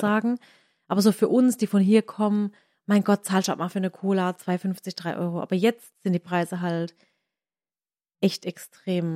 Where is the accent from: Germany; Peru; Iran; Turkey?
Germany; Waghäusel, Baden-Württemberg; meine Heimat ist hier Warkhäusel, aber das ist irgendwie trotzdem so, so die zweite Heimat